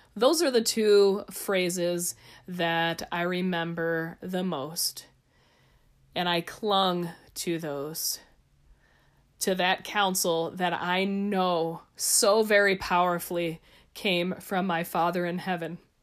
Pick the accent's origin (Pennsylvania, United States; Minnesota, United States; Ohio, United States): Ohio, United States; moved away as an adult; also born or lived in Nebraska; now in Albuquerque, United States; I'm from Ohio.